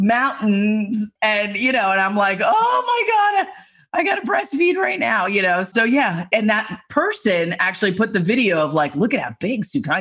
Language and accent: English; New York City, New York, United States; I'm from Staten Island.